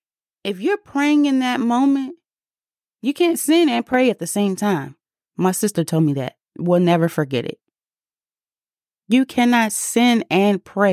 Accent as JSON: {"language": "English", "region": "District of Columbia", "country": "United States", "accent": "DC", "said": "Sorry, my DC accent came out just a little bit"}